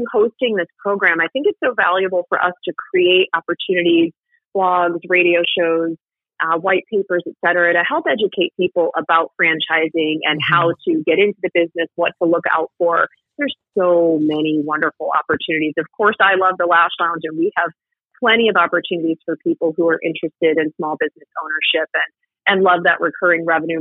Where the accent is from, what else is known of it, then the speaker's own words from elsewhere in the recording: Ann Arbor, Michigan, United States; I grew up in Ann Arbor